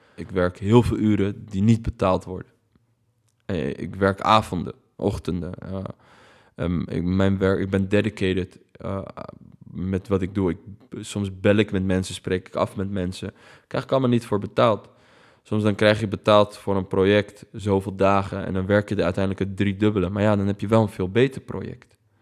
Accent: Netherlands; ik ben hier geboren, ik heb een Nederlands paspoort, maar ik ben toch Arabier

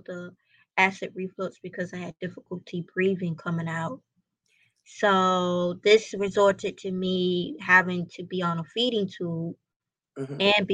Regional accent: Albany, Georgia, United States; moved away as an adult; now in Savannah, United States; I'm originally from Albany, Georgia. I was born during the 94 flood.

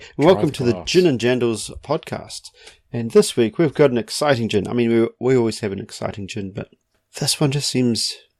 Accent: Katikati, Bay of Plenty, New Zealand; A small place called Katikati.

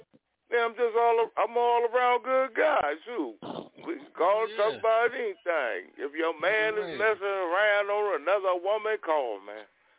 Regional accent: California, United States; I'm from Cali, so you know what I'm saying?

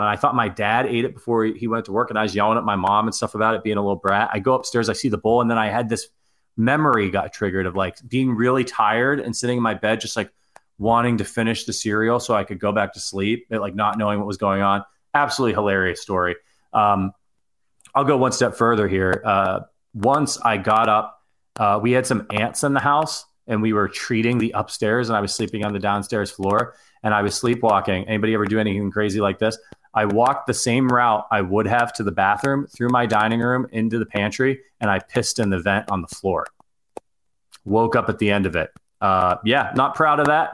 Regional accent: Ohio, United States; I'm from Ohio.

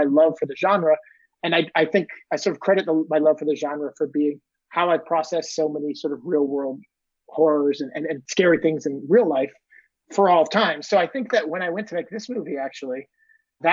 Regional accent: Maine, United States; I grew up in Maine in a small, tiny town on the coast, just kind of close to Nova Scotia

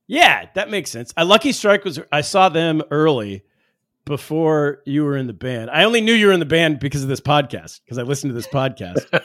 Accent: Sacramento, California, United States; I grew up in Sacramento

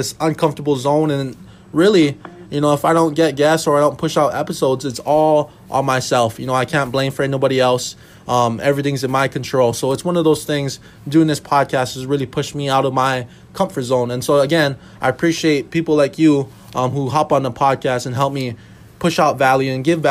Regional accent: Hawaii, United States; moved away as an adult; now in Minnesota, United States; I was born and raised in Hawaii, and I decided to go all the way to school in Minnesota, and I still live here today

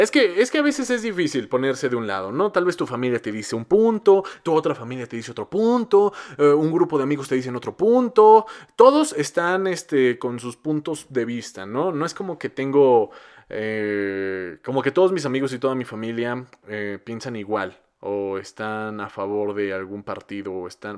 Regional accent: Mexico; No hay consolas en mi país para comprar

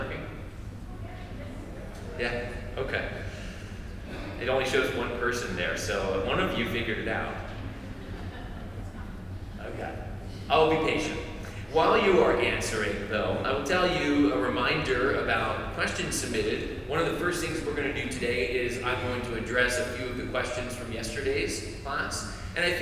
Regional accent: Arizona, United States; also born or lived in Georgia; now in North Carolina, United States; I'm from Arizona originally

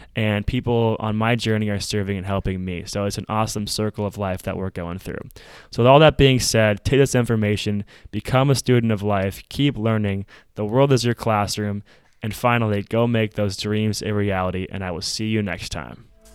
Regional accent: Minnesota, United States; In Minneapolis, we saw something very tragic happen in my home state

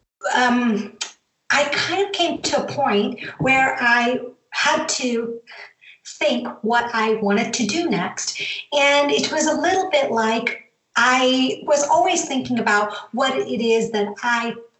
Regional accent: Atlanta, Georgia, United States; moved away as an adult; also born or lived in Zambia / San Jose, California; now in Switzerland; From my accent, you can tell that I grew up in the U.S., but, you know, I moved there when I was 10 years old

